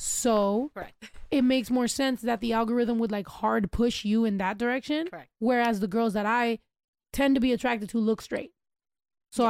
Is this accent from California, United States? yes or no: yes; California, United States; I was born in Cali. Like I am a California person